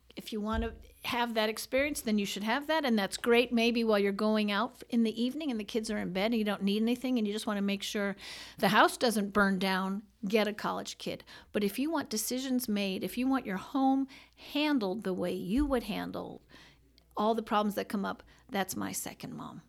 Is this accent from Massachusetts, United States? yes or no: no; New York City, New York, United States; born and raised in New York City